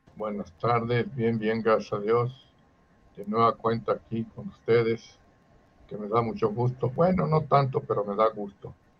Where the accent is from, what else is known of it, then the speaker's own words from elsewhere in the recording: Mexico; Nosotros somos nacidos en México